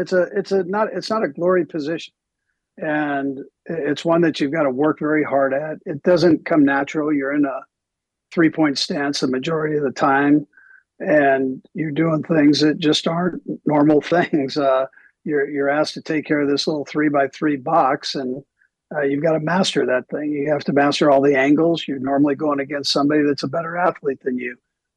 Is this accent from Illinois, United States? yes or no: no; Los Angeles, California, United States; moved away; also born or lived in Provo, Utah; growing up in Los Angeles.